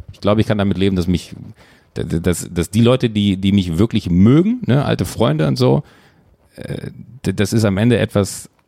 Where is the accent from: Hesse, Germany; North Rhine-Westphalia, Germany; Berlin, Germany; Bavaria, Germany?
North Rhine-Westphalia, Germany; Schwalmtal; now in Hamburg, Germany; ich bin in Schwalmtal aufgewachsen, in einem kleinen 8000 Seelendorf, äh, bin dann irgendwann Autofahren durch ganz großes Glück nach Hamburg gekommen